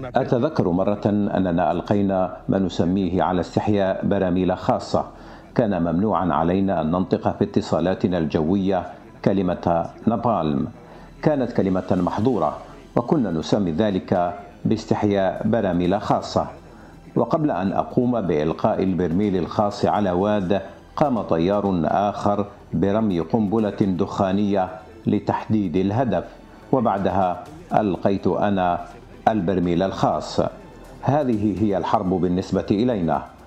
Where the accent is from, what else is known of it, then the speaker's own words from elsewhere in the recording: Algeria; نحن كجزائريين